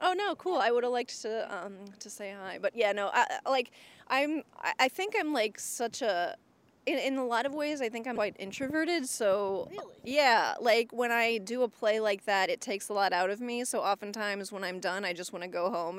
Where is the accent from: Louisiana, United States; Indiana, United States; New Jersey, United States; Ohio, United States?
Indiana, United States; moved away as an adult; now in Boston, United States; before I lived in Boston, I, I was from Indiana